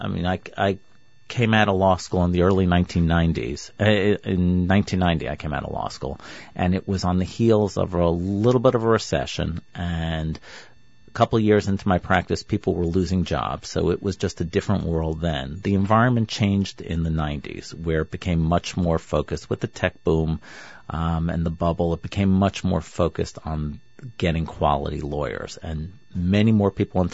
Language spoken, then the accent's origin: English; New York, United States; I grew up in New York